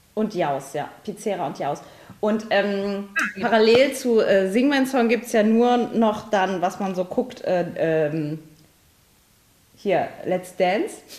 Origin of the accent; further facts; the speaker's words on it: Saarland, Germany; bei uns im Saarland